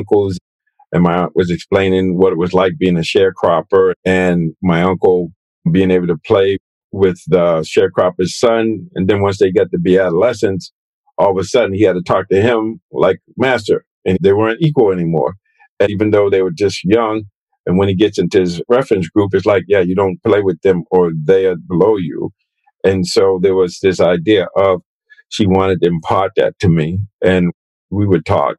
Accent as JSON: {"language": "English", "town": "Boston", "region": "Massachusetts", "country": "United States", "tie": "born or raised there", "said": "growing up in Boston, being Black, African American"}